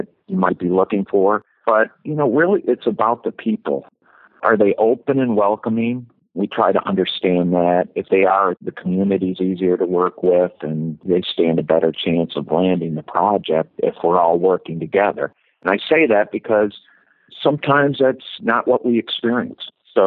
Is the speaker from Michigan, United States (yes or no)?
yes; Ann Arbor, Michigan, United States; born and raised in Ann Arbor, Michigan